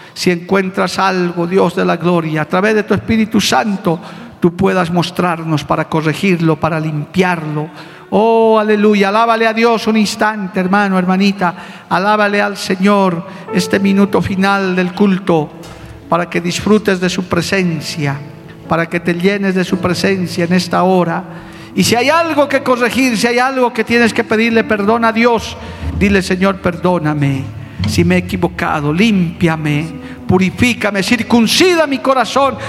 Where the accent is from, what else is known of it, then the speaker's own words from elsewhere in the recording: Bolivia; como bolivianos, como aymaras, como quechos de esas nuestras culturas ancestrales